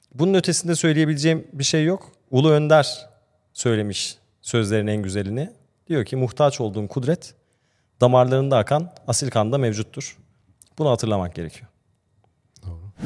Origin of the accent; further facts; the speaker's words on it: Austria; now in Turkey; Ben Avusturya'da doğdum ve büyüdüm